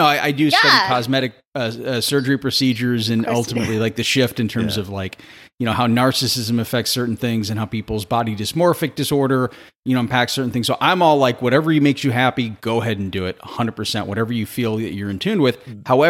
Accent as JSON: {"language": "English", "town": "St. Louis", "region": "Missouri", "country": "United States", "said": "I'm from Missouri. I'm from St. Louis originally."}